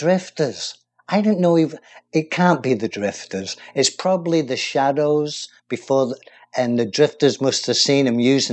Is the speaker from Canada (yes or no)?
no; England, United Kingdom; now in United States